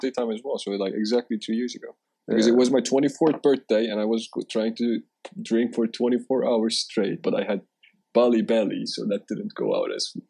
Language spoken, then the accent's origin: English; Istanbul, Turkey; also born or lived in France / Moscow, Russia; I'm 27. I just turned 27 a couple of days ago, so I'm getting old. And I was born and raised in Istanbul. I traveled for 3 years, lived in France for a while, lived in Moscow for a bit. Traveled 9 months in Asia